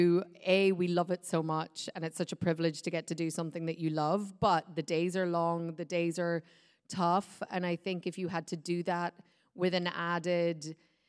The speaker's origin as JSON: {"language": "English", "country": "Ireland", "also_born_or_lived": "Los Angeles, United States", "moved": "yes", "lives_now": "Scotland", "said": "I'm Irish."}